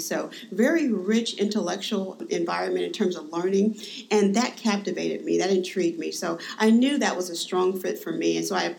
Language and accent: English; Dayton, Ohio, United States; moved away; I am indeed from Ohio, born and raised in Dayton, Ohio.